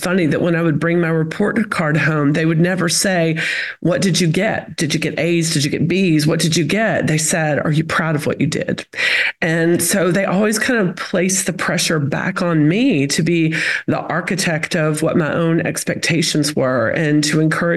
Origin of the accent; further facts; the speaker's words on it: Chattanooga, Tennessee, United States; accent: Southern; moved away as an adult; now in Florida, United States; I'm from Chattanooga, Tennessee. I always say that's the accent. I've lived in Florida for a decade now, but Chattanooga, Tennessee is home. I grew up in a community called Lookout Mountain